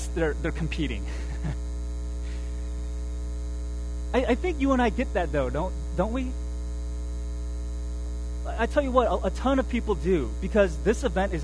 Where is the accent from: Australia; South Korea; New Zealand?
South Korea; moved away; I was born in Korea